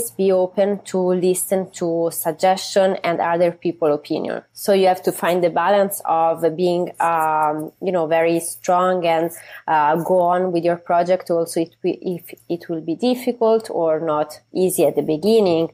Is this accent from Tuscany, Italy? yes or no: yes; Tuscany, Italy; moved away as an adult; now in New York, United States; was living half in Italy, especially in Tuscany, in my hometown, in the countryside, and half time in New York